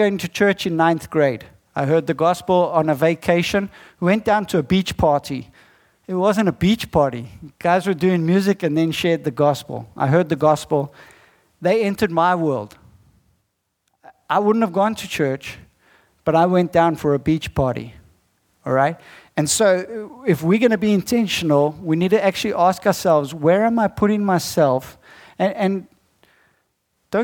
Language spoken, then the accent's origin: English; South Africa; I'm not from America. I'm from South Africa